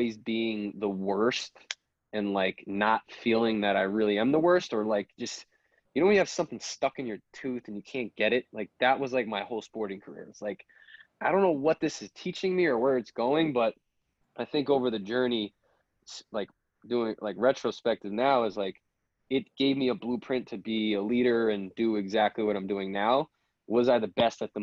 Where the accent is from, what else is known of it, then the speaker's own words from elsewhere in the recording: Long Island, New York, United States; I'm from Long Island. You know, I played football at Babylon